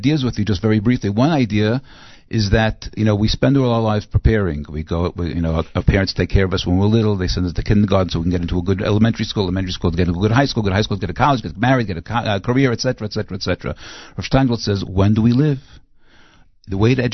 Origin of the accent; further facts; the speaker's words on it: New York City, New York, United States; now in Israel; I grew up in Brooklyn